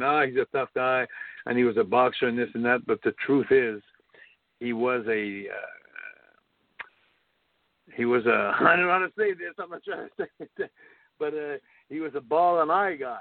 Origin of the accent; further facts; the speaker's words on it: Montreal, Quebec, Canada; in my hometown